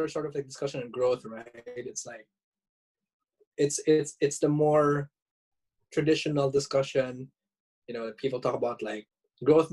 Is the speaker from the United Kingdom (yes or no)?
no; Philippines; moved away as an adult; now in Japan; a Filipino living overseas